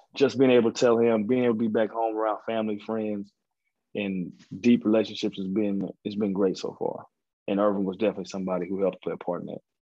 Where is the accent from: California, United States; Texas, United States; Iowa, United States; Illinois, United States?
Texas, United States; also born or lived in Colorado / Georgia / Denver; Texas is, is close to my heart. It's a place that I was born in, born